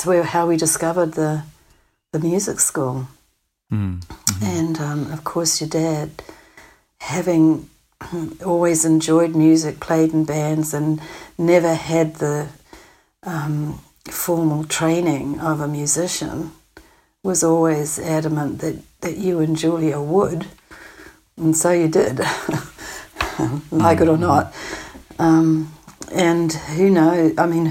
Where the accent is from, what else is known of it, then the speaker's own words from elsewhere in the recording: New Zealand; moved away as an adult; also born or lived in Manitoba, Canada; coming from New Zealand